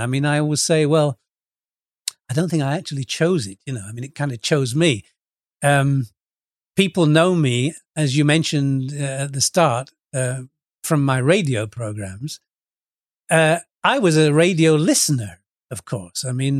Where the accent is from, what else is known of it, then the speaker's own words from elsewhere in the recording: England, United Kingdom; I come from England and I sing and I play guitar